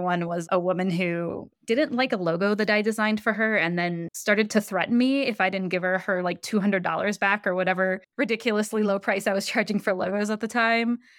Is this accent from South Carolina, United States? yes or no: no; Michigan, United States; I grew up in Michigan